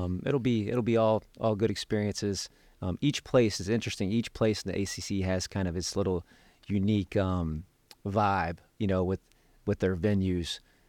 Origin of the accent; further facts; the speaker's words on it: Dayton, Ohio, United States; Michael Jordan, John Paxson is from my hometown, from Dayton, Ohio.